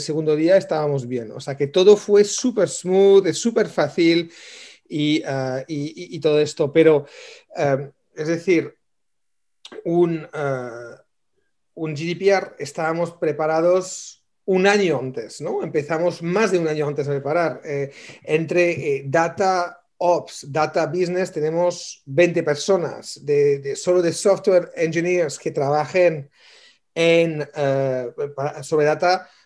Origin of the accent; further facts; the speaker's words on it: France; moved away; yo soy francés aparte, pero somos franceses originalmente